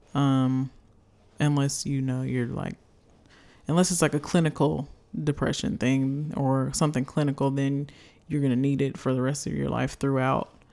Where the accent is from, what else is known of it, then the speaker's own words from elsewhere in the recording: United States; a little black girl growing up in America